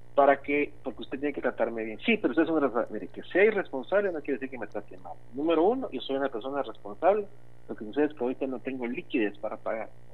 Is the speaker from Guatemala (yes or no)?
yes; Guatemala; una de nuestras raíces es la amabilidad como guatemaltecos